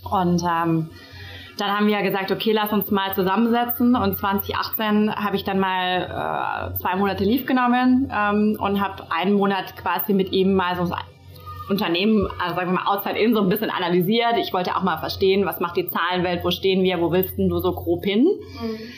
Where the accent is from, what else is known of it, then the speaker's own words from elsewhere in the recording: Baden-Baden, Baden-Württemberg, Germany; moved away as an adult; now in Berlin, Germany; 31 Jahre alt, ich komme aus Baden-Baden